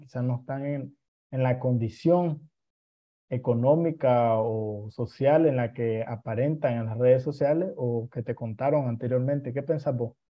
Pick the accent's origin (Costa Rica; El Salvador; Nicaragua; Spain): Nicaragua; así somos los nicaragüenses